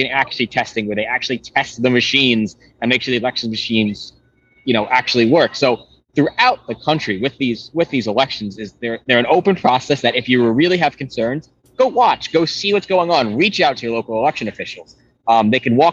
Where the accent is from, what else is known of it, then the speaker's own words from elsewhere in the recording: New York, United States; it's my home state in New York